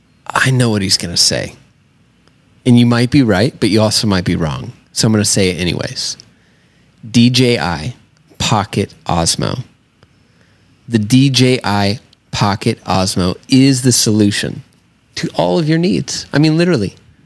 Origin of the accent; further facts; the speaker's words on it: Southern United States, United States; I'm from the South, so